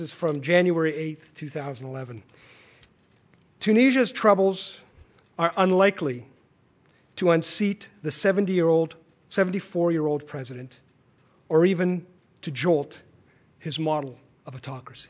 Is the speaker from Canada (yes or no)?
yes; Canada; we as Canadians